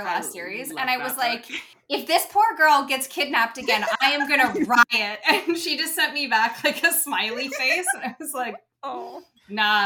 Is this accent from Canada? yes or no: yes; Canada; we always had the Canadian Finals rodeo in the city that I grew up